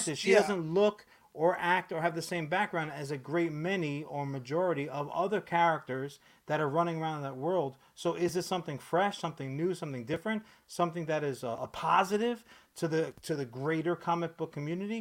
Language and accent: English; New York City, New York, United States; I'm a child growing up in Brooklyn on the Brooklyn-Queens border